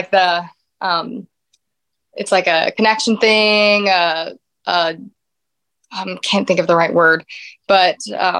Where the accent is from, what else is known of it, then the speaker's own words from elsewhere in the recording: Louisiana, United States; now in Nashville, United States; Yes. Yes. A small little town in Louisiana.